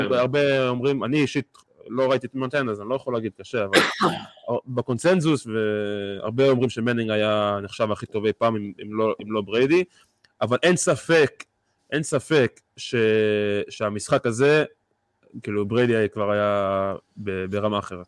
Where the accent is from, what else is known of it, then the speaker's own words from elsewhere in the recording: Beit Shemesh, Jerusalem District, Israel; בבית שמש, איפה שגדלתי